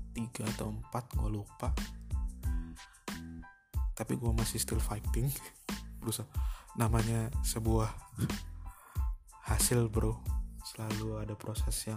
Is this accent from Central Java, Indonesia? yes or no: yes; Purwokerto, Central Java, Indonesia; now in Jakarta, Indonesia; asli gua asalnya dari Purwokerto tinggal di Jakarta